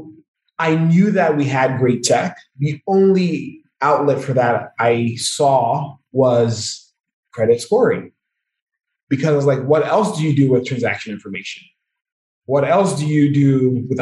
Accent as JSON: {"language": "English", "country": "Nigeria", "said": "I'm Nigerian"}